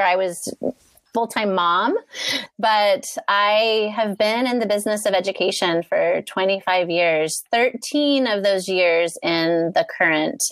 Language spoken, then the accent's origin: English; Medford, Oregon, United States; I am from Medford, Oregon, which is at the very bottom of the state